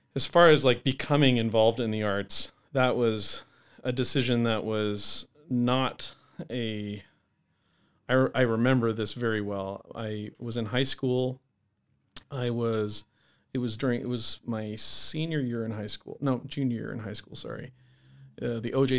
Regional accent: Alaska, United States; also born or lived in New Hampshire; now in Minot, United States; I was born in New Hampshire. My family moved to Alaska when I was six

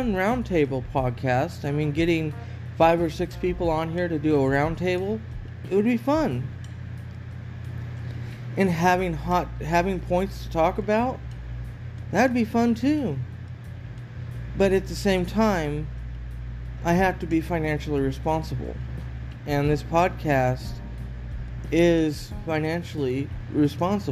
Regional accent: Oregon, United States; moved away; I'm from Oregon

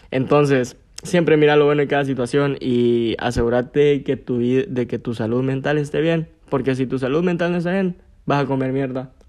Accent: Gracias, Lempira, Honduras; now in San Pedro Sula, Honduras; A veces los fines de semana lo que decidía era irme para, para mi pueblo, para Gracias, porque aquí en San Pedro no hacía ni verga.

